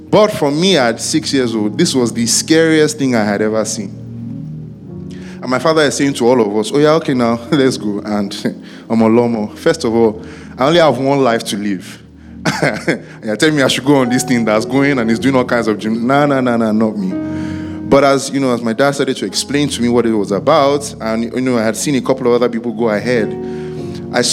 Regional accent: Ibadan, Oyo, Nigeria; I grew up in Ibadan

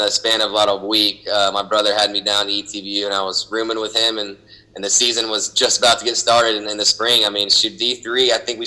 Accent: Houston, Texas, United States; also born or lived in Southlake, Texas; I grew up in Houston, Texas, so we grew up playing Little League around there.

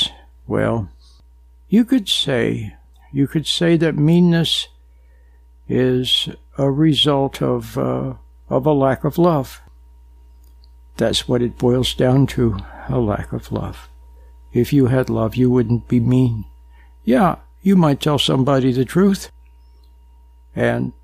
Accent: Utah, United States; Back in the 50s and 60s, I was growing up in Utah, a very nice place

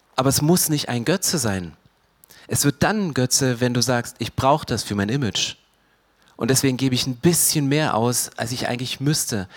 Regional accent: Germany; Wir sind Deutsche

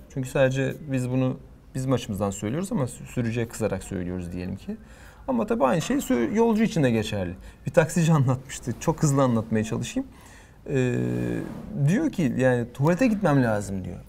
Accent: Turkey; Türküz dedim. İşte Türkiye'den geldik

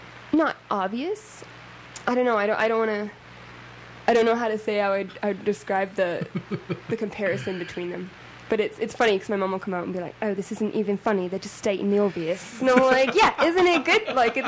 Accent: Okotoks, Alberta, Canada; also born or lived in Costa Rica; now in Calgary, Canada; I'm from Okotoks. Originally.

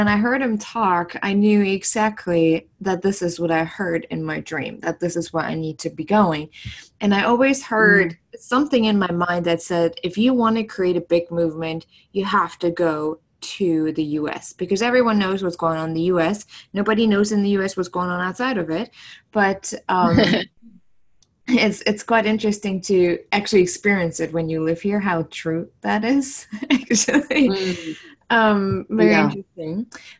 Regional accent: Germany; English is a second language; moved away as an adult; also born or lived in New York / San Francisco; now in United States; I'm originally from Germany, so English isn't my first language at all.

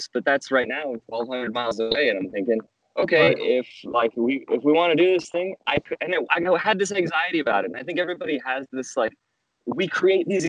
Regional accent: Las Vegas, Nevada, United States; I grew up in Las Vegas, big city

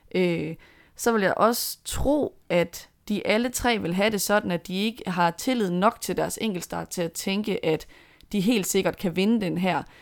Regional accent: Denmark

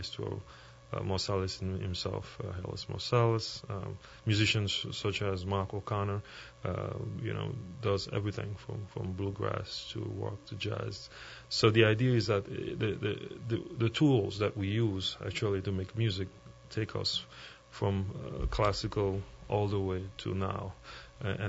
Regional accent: Haiti; I grew up in Haiti, a little bit down south

